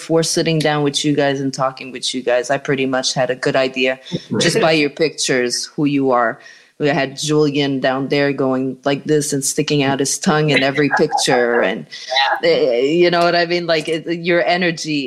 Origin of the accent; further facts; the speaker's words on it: Montreal, Quebec, Canada; moved away as an adult; now in North Carolina, United States; I'm from Canada originally, from Montreal, Canada. And I moved to North Carolina last year